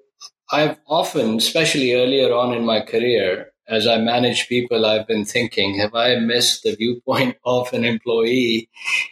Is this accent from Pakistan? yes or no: yes; Pakistan; moved away as an adult; now in United States; I was born in Pakistan, and I moved to the U.S. Pre-internet email days to go to college. So after high school, I came to the U.S. to go to college